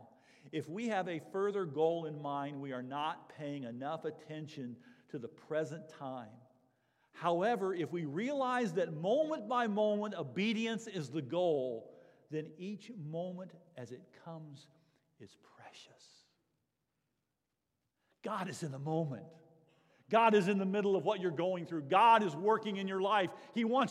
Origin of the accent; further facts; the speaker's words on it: Florida, United States; moved away; I was a Floridian. I grew up in Florida, born and raised at this church the first few years of my life even.